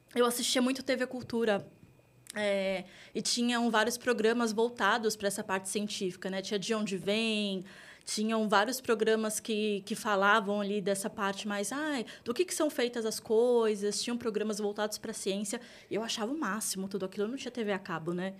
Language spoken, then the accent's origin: Portuguese; Taboão da Serra, São Paulo, Brazil; eu vim de Taboão da Serra, a gente estava até falando isso uhum. agora há pouco. Para quem não conhece, Taboão da Serra tá ali entre a Zona Oeste e a Zona Sul de São Paulo. É uma cidade periférica aqui de São Paulo. Então, eu cresci ali